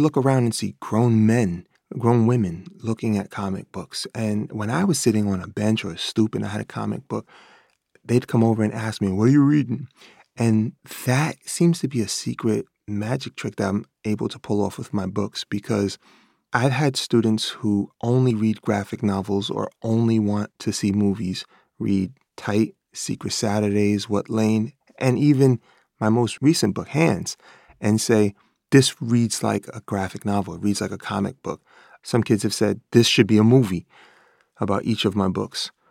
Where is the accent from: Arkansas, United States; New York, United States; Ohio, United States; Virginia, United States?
New York, United States; New York City; I grew up in Bread Hook Projects, Life Magazine called it the crack capital of the United States of America